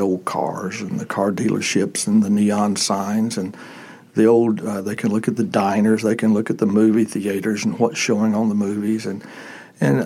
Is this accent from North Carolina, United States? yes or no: yes; Statesville, North Carolina, United States; born or raised there